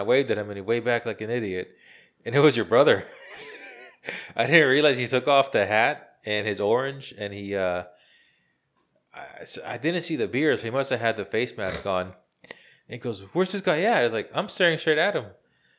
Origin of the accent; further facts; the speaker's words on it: Virginia, United States; because I came from Virginia, and up there was always buck.